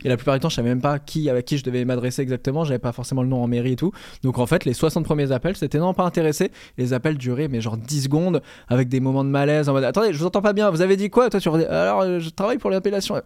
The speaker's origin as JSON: {"language": "French", "region": "Normandy", "country": "France", "tie": "born or raised there", "said": "J'ai grandi en Normandie, hein, vraiment"}